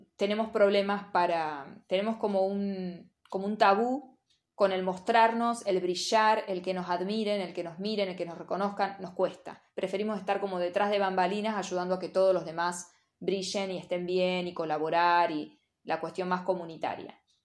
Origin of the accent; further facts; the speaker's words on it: General Villegas, Buenos Aires Province, Argentina; moved away as an adult; Yo vengo de un pueblo de General Villegas donde la mayoría, por lo menos en mi época, como diría mi mamá, ya empecé a decir mi época. En mi época, eh, o nos íbamos a estudiar o nos quedábamos a trabajar en Villegas.